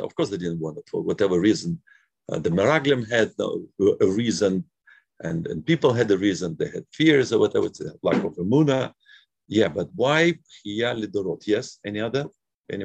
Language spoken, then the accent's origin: English; Moscow, Russia; moved away; also born or lived in Brooklyn; I grew up in Moscow